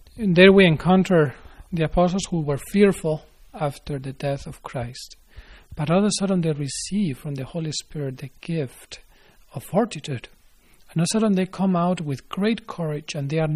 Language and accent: English; Spain; moved away; I am from Spain